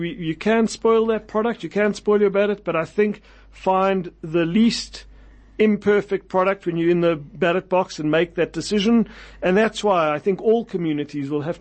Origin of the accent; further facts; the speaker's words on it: South Africa; in South Africa we still speak about the four race groups